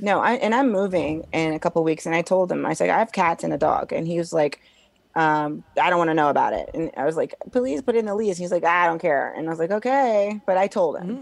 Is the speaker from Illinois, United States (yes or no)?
yes; Springfield, Illinois, United States; I'm from Springfield, Illinois